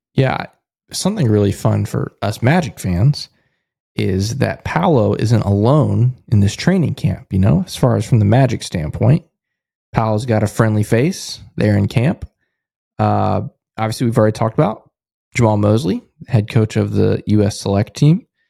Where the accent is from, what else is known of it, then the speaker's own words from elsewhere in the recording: United States; I'm an American